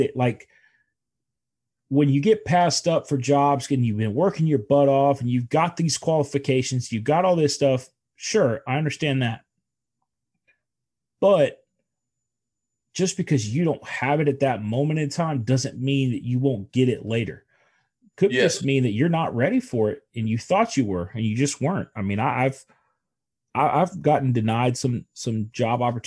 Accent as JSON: {"language": "English", "town": "Houston", "region": "Texas", "country": "United States", "tie": "born or raised there", "said": "I'm Houston born and bred"}